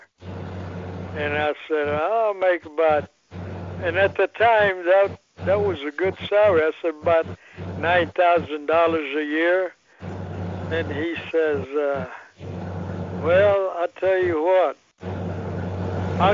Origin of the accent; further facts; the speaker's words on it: Austin, Texas, United States; also born or lived in Poland / Smithfield, Texas; 1950, we came to America to ended up in Smithfield, Texas, working on a ranch, and you know, I grew up actually, I grew up in Texas